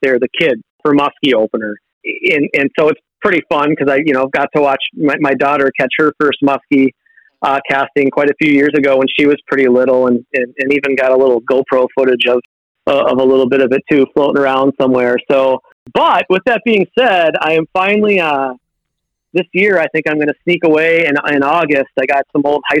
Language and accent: English; Minneapolis, Minnesota, United States; growing up in the Twin Cities area